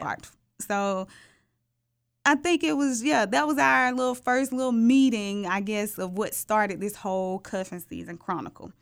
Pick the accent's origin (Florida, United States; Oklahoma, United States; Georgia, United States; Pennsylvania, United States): Georgia, United States; Atlanta; I'm thirty-two years old and I'm from Atlanta, the real Atlanta